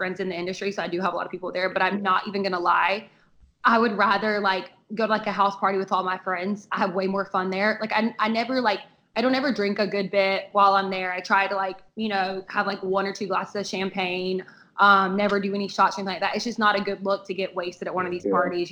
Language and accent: English; the South, United States; I'm from the South